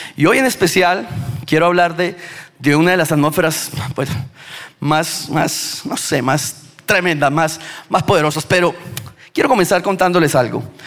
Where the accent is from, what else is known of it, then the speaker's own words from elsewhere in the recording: Bucaramanga, Santander, Colombia; De Bucaramanga